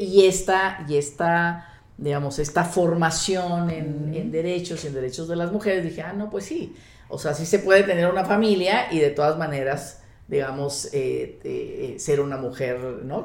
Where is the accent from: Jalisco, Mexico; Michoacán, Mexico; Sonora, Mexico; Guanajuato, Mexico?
Sonora, Mexico; moved away as an adult; now in Mexico City, Mexico; Soy norteña, soy de Sonora